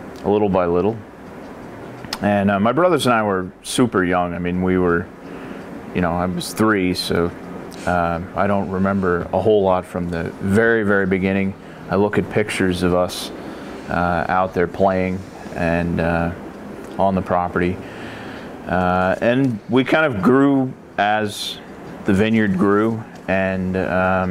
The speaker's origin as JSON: {"language": "English", "area": "Beaux Frères property, Willamette Valley", "region": "Oregon", "country": "United States", "tie": "born or raised there", "also_born_or_lived": "Colorado Springs, Colorado", "said": "I grew up on the Beaux Fréres property from about the age of three"}